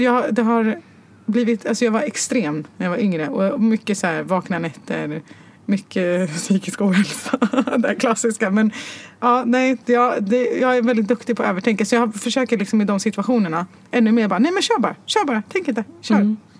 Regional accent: Stockholm, Stockholm County, Sweden; also born or lived in Morocco; jag var född och uppvuxen på Götgatan

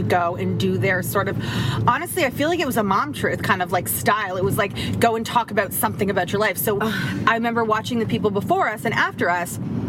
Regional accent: Toronto, Ontario, Canada; we're from Toronto.

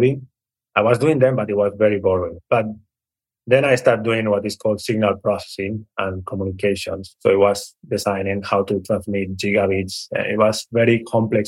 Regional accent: Barcelona, Catalonia, Spain; now in California, United States; I was privileged to have the opportunity to grow up in Barcelona

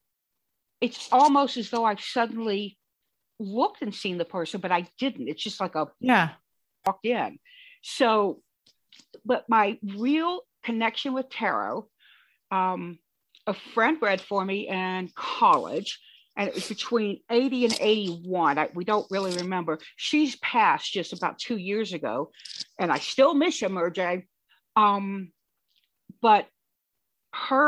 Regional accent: Louisiana, United States; moved away; also born or lived in Michigan; I'm from Louisiana

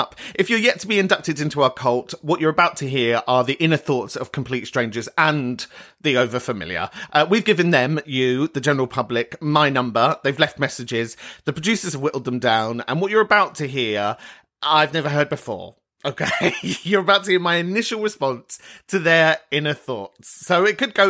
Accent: London, United Kingdom; I am from Northwest London.

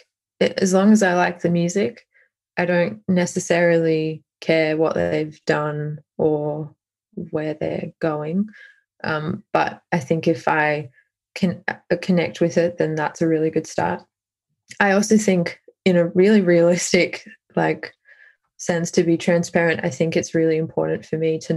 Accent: Australia; as an Australian

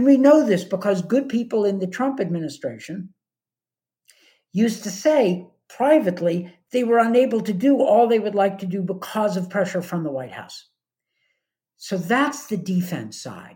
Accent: United States; as an American

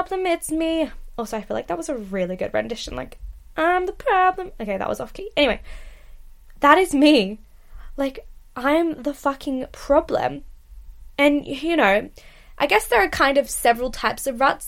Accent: Australia; now in United Kingdom; as an Australian girl

